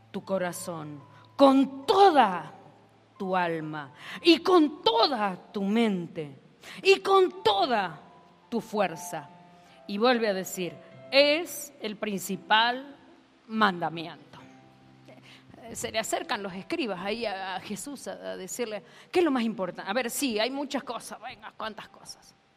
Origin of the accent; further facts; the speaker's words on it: Argentina; soy argentina